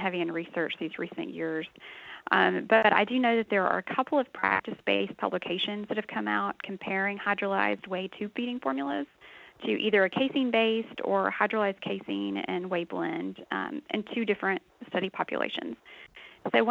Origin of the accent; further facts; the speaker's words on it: Texas, United States; I actually grew up on a dairy farm in Texas